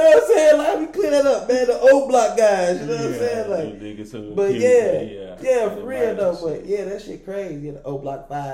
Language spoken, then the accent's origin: English; Chicago, Illinois, United States; I'm from Chicago